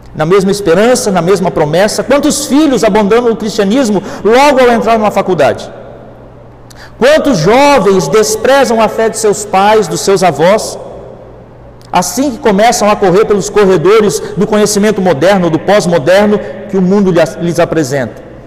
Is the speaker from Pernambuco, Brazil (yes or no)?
no; Rio Grande do Sul, Brazil; como diz lá no Rio Grande do Sul, que eu sou gaúcho